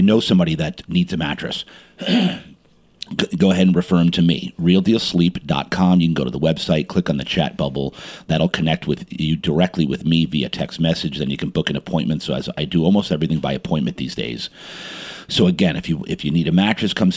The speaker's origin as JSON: {"language": "English", "town": "Montclair", "region": "New Jersey", "country": "United States", "tie": "born or raised there", "said": "I was born and raised in Jersey."}